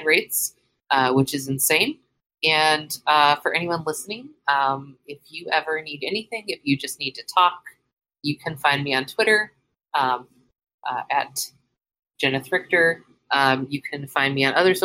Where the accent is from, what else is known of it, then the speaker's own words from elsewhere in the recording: California, United States; moved away; I'm from California